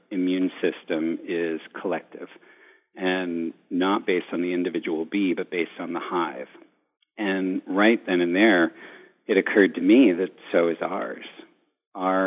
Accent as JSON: {"language": "English", "region": "New York", "country": "United States", "said": "being a New Yorker"}